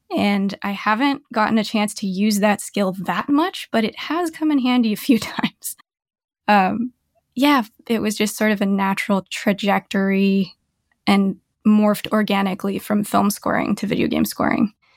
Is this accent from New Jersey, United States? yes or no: no; Bay Area, California, United States; moved away as an adult; also born or lived in Novato, California / San Jose, California / Santa Cruz, California; now in Seattle, United States; I've been a Bay Area girl my whole life up until last year